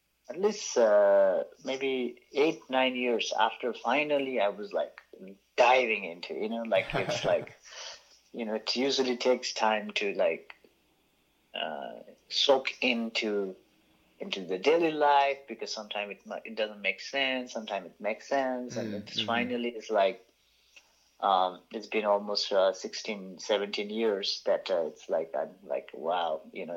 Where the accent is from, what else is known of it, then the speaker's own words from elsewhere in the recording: Bhaktapur, Bagmati, Nepal; the town where I grew up in Bhaktapur, it has a lot of Buddhist art there around